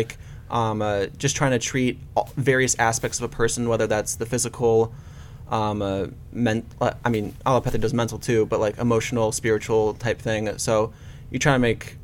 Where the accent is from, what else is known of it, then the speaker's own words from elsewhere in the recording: Hudson, Ohio, United States; I'm from Hudson, Ohio. So that's like, mm-hmm. you know, suburb of Cleveland around Akron